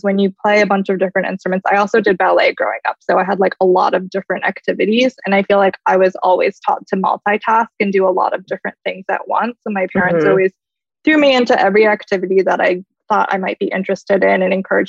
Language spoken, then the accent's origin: English; Columbus, Ohio, United States; moved away as an adult; also born or lived in New York; I grew up in Columbus, Ohio, so definitely not a big city or anything like